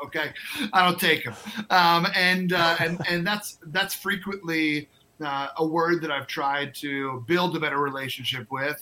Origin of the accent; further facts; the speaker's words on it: New York, United States; moved away as an adult; also born or lived in North Carolina / South Carolina; now in Twin Cities, United States; I'm born and raised in New York